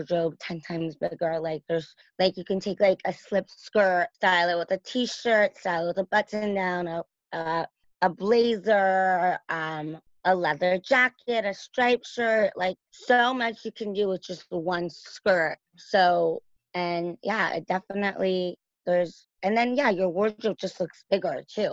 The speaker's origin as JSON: {"language": "English", "town": "Los Angeles", "region": "California", "country": "United States", "tie": "born or raised there", "also_born_or_lived": "New York", "said": "raised in LA."}